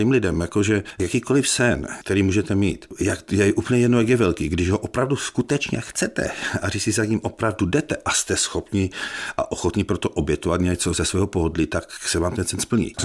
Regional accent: Ostrava, Moravian-Silesian Region, Czechia; já prostě jsem z Ostravy, já jsem byl průměrný žák, já jsem měl na gymnáziu trojky.

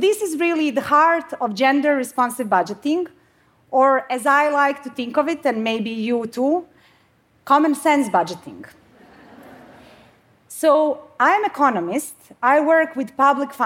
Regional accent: Bosnia & Herzegovina; now in Sweden; So I come from Bosnia. I mean, I live in Sweden now

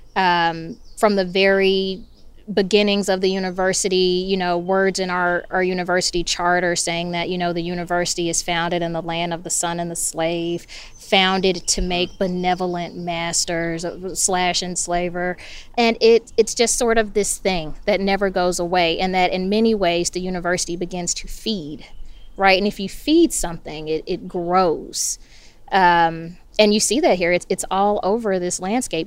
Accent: Memphis, Tennessee, United States; now in Sewanee, United States; growing up in Memphis

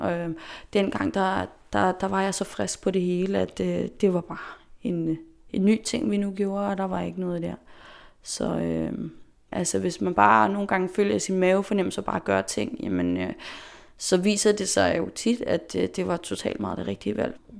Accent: Faroe Islands; also born or lived in Denmark / Amager, Copenhagen; now in Copenhagen, Denmark; jeg kommer fra Færøerne

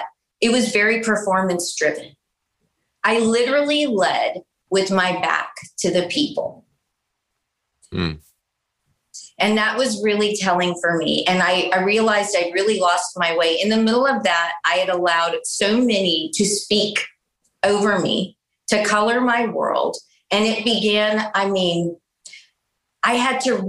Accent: San Antonio, Texas, United States; I grew up in South Texas, in San Antonio, native San Antonian

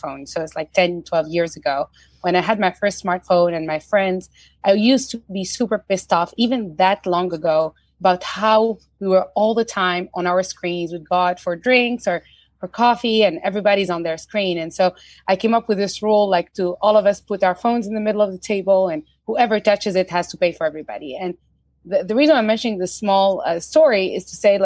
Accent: Tunisia; moved away; I'm originally from Tunisia

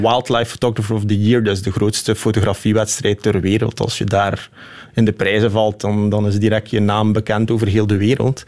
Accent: Flemish Ardennes, Flanders, Belgium; also born or lived in Scheldt Valley; Ik ben opgegroeid in de Vlaamse Ardennen en woon nu vlak bij de Scheldevallei

